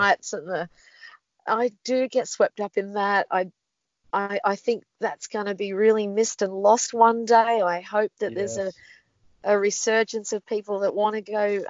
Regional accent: Australia; there's three times the amount of kangaroos in this country that there are people living here

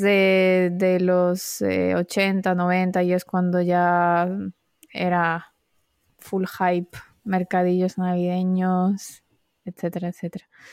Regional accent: Marbella, Andalusia, Spain; Marbella es que no. que es donde crecí yo

